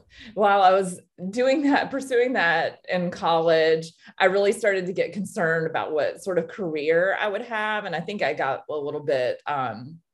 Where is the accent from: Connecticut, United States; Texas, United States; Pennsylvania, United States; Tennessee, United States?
Tennessee, United States; Nashville; moved away as an adult; also born or lived in Knoxville, Tennessee; now in Savannah, United States; I'm originally from Tennessee. I grew up in East Tennessee, and then we moved to Nashville, the big city, when I was about 10. And so I grew up there